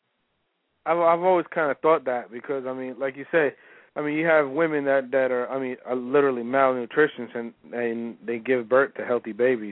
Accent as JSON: {"language": "English", "region": "California", "country": "United States", "said": "man. I'm actually from California. I'm just in Jersey right now."}